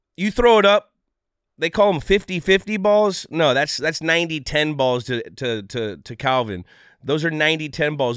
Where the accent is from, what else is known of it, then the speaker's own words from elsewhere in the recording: California, United States; moved away; growing up in California